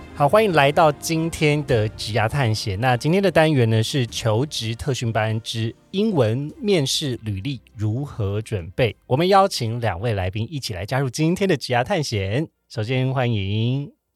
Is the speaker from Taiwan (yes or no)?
yes; Taiwan; 我跟 Joe 呢是在台湾长大。土生土长土生，土生土长